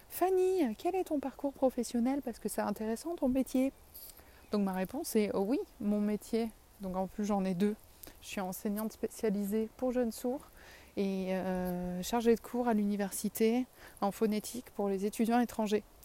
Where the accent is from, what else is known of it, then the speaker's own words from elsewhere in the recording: south of France, France; accent: southern French; je perds un peu mon accent quand je parle. Mais, et que je sais que je suis écrit, qu'on m'entend parce que du coup je suis timide. Mais j'ai quand même bien l'accent du sud.